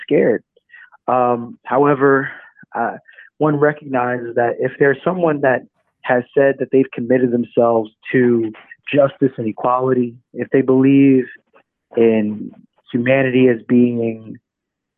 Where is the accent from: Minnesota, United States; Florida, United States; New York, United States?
New York, United States; New York City; also born or lived in Atlanta, Georgia; I grew up tough in the Bronx.